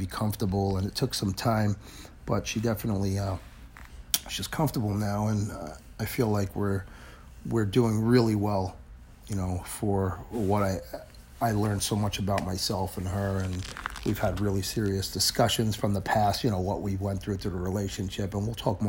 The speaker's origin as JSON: {"language": "English", "town": "New York City", "region": "New York", "country": "United States", "tie": "born or raised there", "also_born_or_lived": "Manhattan, New York", "moved": "as an adult", "lives_now": "New Jersey, United States", "said": "I grew up in Brooklyn, and I lived in the city, and I'm in Jersey"}